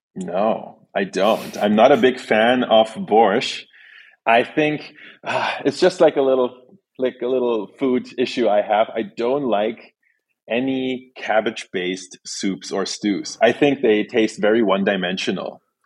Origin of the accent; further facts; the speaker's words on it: Berlin, Germany; also born or lived in Saint Petersburg, Russia; then I moved to Germany, which is where I grew up, in Berlin, Germany